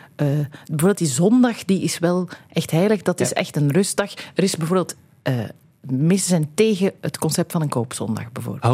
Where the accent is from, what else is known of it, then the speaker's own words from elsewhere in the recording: Belgium; wij hier in België